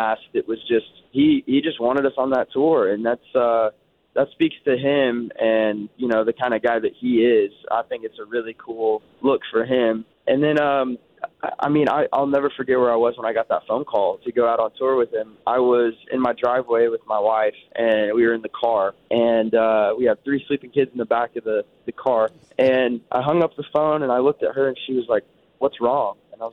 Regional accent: Bixby, Oklahoma, United States; born or raised there; also born or lived in Nashville, Tennessee; now in Dallas, United States

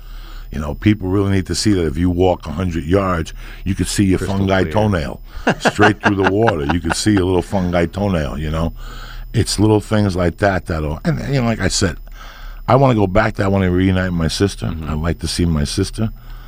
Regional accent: Cuba; born there; yeah, I was born in Cuba.

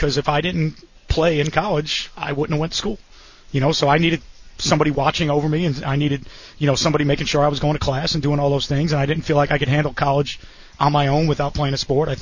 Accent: Long Island, New York, United States; moved away; I'm from Long Island

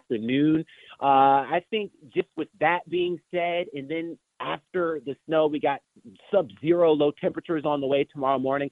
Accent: Washington, District of Columbia, United States; now in Minneapolis, United States; I'm from the Washington, D.C. area

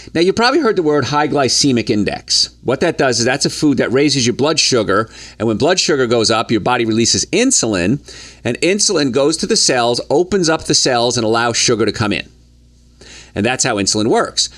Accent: Hoboken, New Jersey, United States; moved away as an adult; also born or lived in the South (US); growing up in Hoboken, New Jersey

